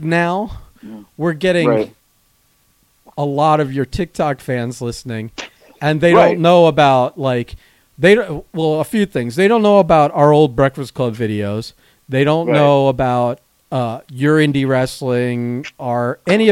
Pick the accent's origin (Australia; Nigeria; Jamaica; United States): United States; Plantation, Florida; I grew up in Plantation